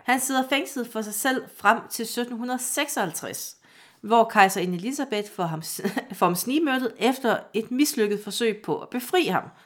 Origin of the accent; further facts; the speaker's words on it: Vejle, Southern Denmark, Denmark; Jeg er født i Vejle